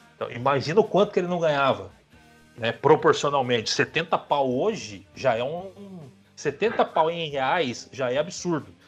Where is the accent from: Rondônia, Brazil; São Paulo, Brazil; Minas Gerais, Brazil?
São Paulo, Brazil; a gente torce pro São José, nós que somos de São José